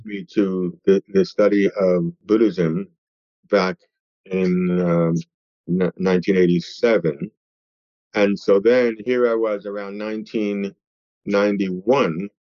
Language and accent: English; New York City, New York, United States; I grew up in East Harlem